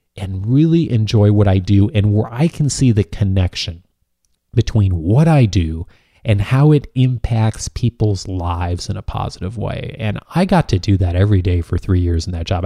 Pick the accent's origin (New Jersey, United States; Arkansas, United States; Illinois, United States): Illinois, United States; moved away; back in my home state of Illinois